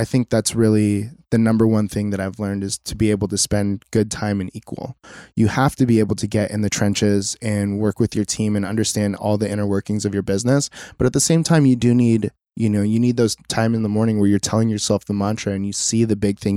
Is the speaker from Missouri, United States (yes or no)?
no; Mission Viejo, California, United States; now in Costa Mesa, United States; So I grew up in Mission Viejo, which isn't too far away